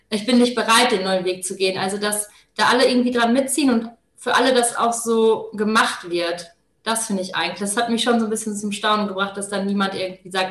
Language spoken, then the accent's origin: German; Paderborn, North Rhine-Westphalia, Germany; born there; Ich äh, bin 26 Jahre alt, äh, komme gebürtig aus Paderborn und äh, studiere jetzt hier an der Universität Paderborn